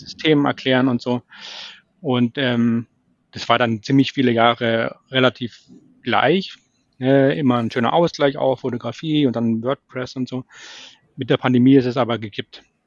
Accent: Munich, Bavaria, Germany; ich komme eigentlich aus München

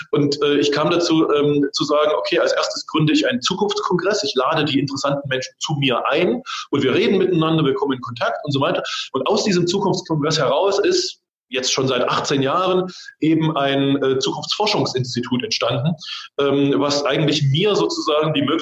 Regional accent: East Germany, Germany; ich komme aus dem Osten.

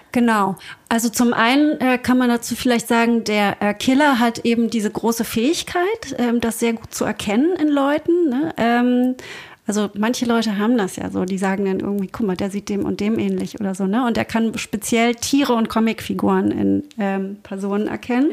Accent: Berlin, Germany; Also ich bin sehr katholisch aufgewachsen in Berlin

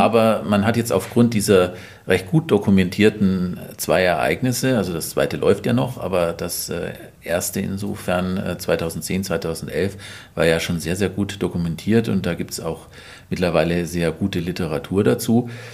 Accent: Allgäu, Bavaria, Germany; ich komme aus dem Allgäu und da bin ich aus meiner Kindheit viel Schnee gewohnt

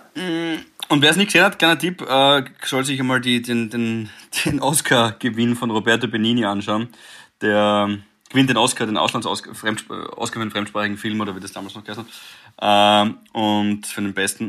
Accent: Graz, Styria, Austria; wir sind in Graz da aufgewachsen

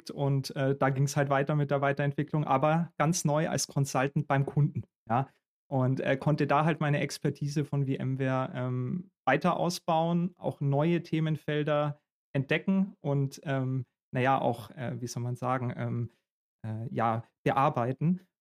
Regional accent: Augsburg, Bavaria, Germany; now in Berlin, Germany; Eher der Kulturschock war dann so ein bisschen nach Berlin zu kommen. Ich komme ja ursprünglich aus Augsburg.

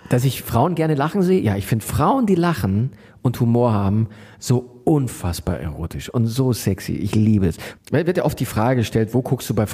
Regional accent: Munich, Bavaria, Germany; Also ich war es ja, ich bin ja Münchner

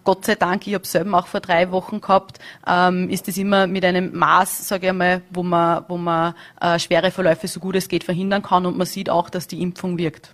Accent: Austria

